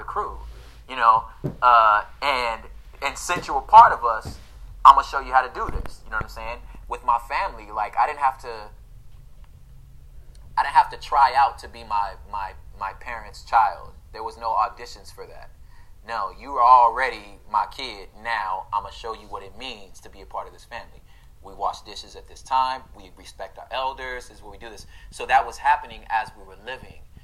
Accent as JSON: {"language": "English", "town": "Los Angeles", "region": "California", "country": "United States", "tie": "born or raised there", "said": "I grew up in Los Angeles"}